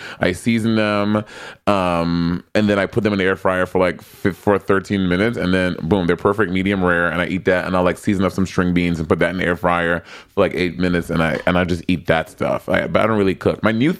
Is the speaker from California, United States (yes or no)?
yes; California, United States; I'm a Californian.